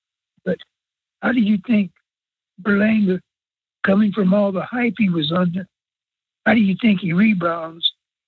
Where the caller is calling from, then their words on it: South Louisiana, United States; I'm calling from South Louisiana.